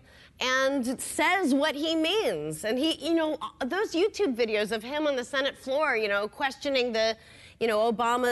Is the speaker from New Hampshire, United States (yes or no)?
yes; New Hampshire, United States; I grew up in New Hampshire